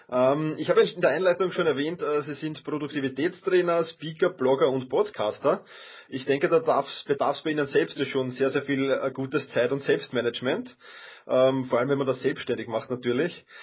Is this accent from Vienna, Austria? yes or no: yes; Vienna, Austria; Ich bin Wiener.